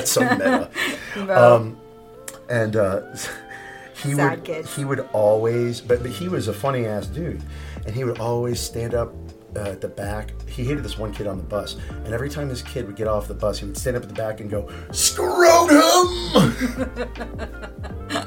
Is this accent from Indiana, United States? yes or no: no; South Florida, United States; I spoke Spanish because I grew up in South Florida